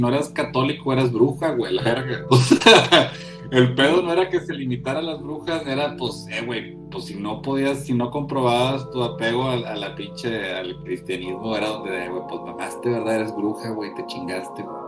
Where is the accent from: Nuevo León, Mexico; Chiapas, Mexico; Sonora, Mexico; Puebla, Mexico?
Nuevo León, Mexico; Linares; yo soy de Linares, güey, ¿verdad? O sea, bueno, crecí en Linares